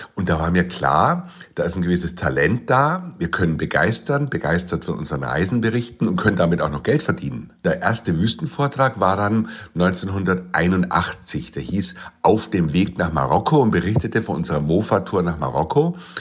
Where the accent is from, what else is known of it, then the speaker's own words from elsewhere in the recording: Munich, Bavaria, Germany; ich bin 1963 in München geboren